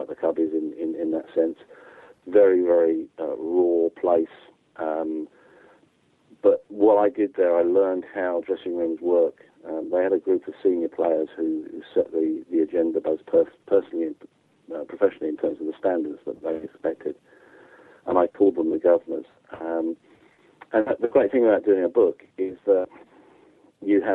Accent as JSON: {"language": "English", "region": "England", "country": "United Kingdom", "said": "as an English guy"}